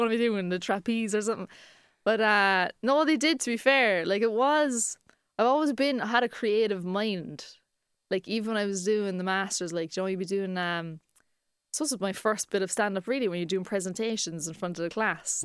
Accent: Cork, Munster, Ireland; we're three comedians from Cork

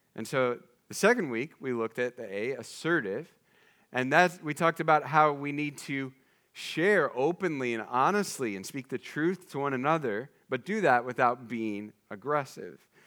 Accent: eastern Iowa, United States; my hometown is in eastern Iowa, like, just take thirty all the way to the Mississippi, there's my house.

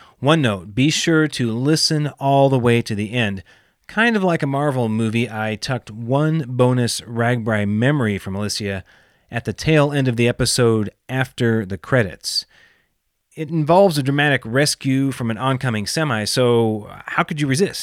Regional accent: Southwest Iowa, United States; now in New York City, United States; I'm a fellow Southwest Iowan as well. So Pottawatomie County and Mills County

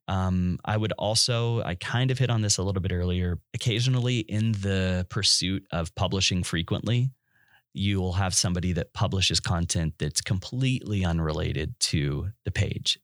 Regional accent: West Texas, United States; I'm from West Texas

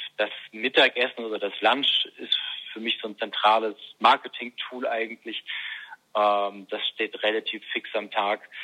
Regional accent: Bremen, Germany; moved away; also born or lived in Münster; als Schülersprecher in Bremen, wo ich aufgewachsen bin

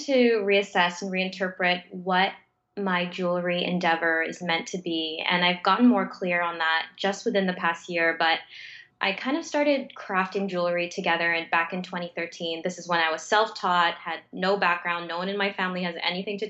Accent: Mississauga, Ontario, Canada; now in Toronto, Canada; I'm born and raised in Mississauga, which is a suburb just outside of Toronto, though I live in Toronto now

